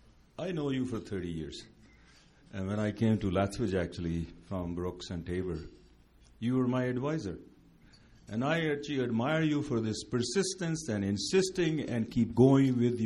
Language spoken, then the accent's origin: English; India; now in Canada; And I came from India 40 years ago, lived in Southern Alberta for 40 years.